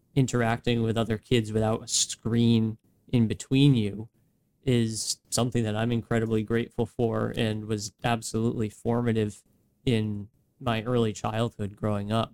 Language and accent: English; West Greenwich, Rhode Island, United States; Myself growing up, being raised in West Greenwich, born in Rhode Island.